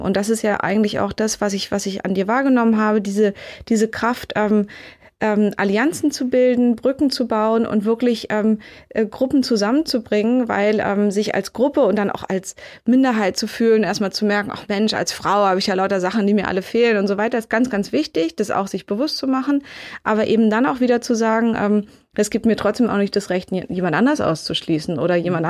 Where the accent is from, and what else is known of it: Berlin, Germany; born or raised there